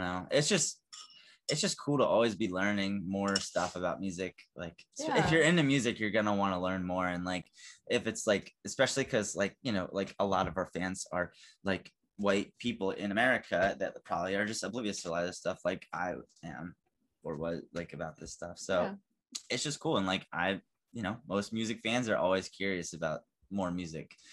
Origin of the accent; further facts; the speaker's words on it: Pennsylvania, United States; also born or lived in Texas; I moved to Pennsylvania when I was like one, but like my mom and my dad lived in fucking Texas